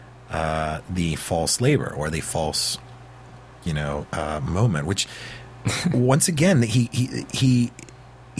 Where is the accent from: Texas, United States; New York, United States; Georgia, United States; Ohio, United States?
Texas, United States; San Antonio; moved away; also born or lived in Washington, D.C.; I grew up in San Antonio, and then I lived in Washington, D.C. for a while